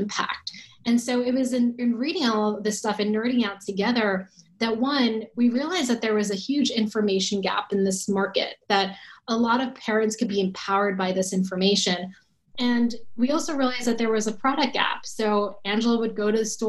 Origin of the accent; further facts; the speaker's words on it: New Jersey, United States; I grew up in New Jersey